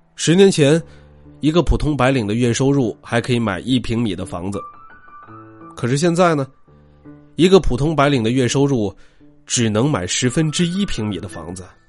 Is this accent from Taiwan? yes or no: no; China; 我们中国人